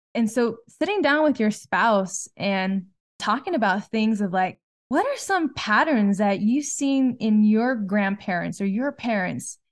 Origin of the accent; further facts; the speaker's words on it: Southern California, United States; we're from Southern California